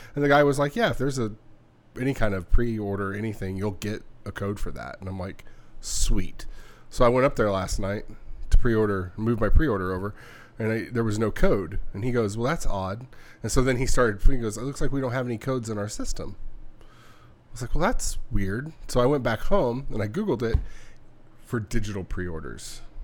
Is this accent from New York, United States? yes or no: no; California, United States; when I was growing up in California